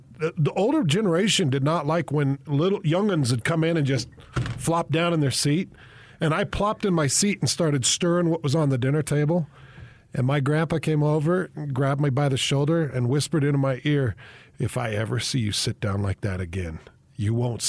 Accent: Minden, Utah, United States; But that was Minden, Utah, man. Growing up in Minden, Utah.

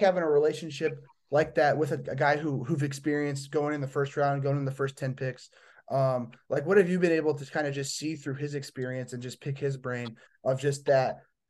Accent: Midwest, United States; I'm from the Midwest, so I don't get to see baseball in every state.

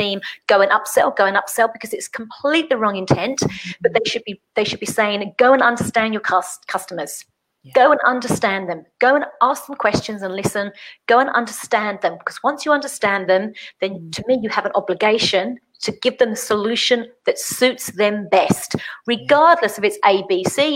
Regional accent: England, United Kingdom; I'm English

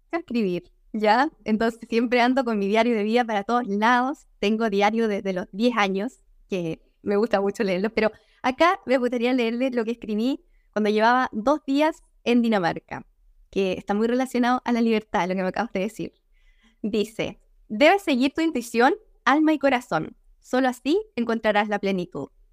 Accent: Agua Santa, Biobío, Chile; also born or lived in Concepción / Denmark; yo soy chilena, nací en el sur de Chile, no en el sur-sur, en la zona centro, un poquito más abajo. Nací en el campo eh, y ahí pasé gran parte de mi infancia

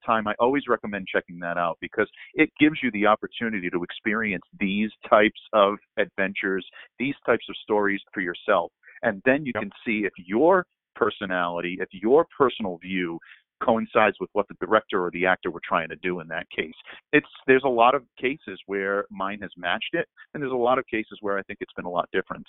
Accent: Northeast, United States; we grew up in the Northeast

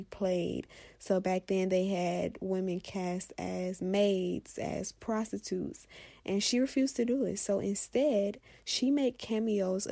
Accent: Florida, United States; Florida, my home state

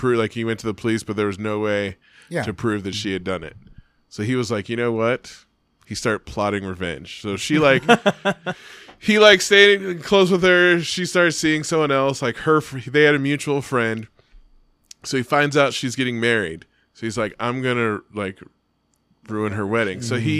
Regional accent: Bay Area, California, United States; now in Reno, United States; I'm from the Bay Area and grew up the same time they did.

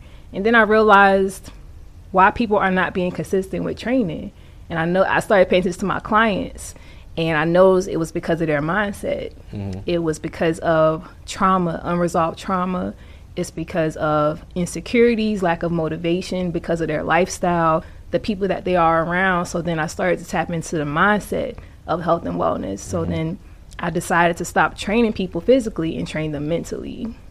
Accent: South Carolina, United States; also born or lived in Queens, New York; now in Atlanta, United States; But I grew up in South Carolina. So when people ask me where I'm from, I say New York, South Carolina. I have to give both.

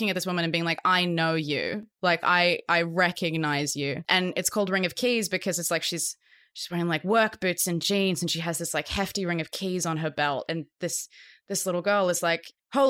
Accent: Australia; being Australian

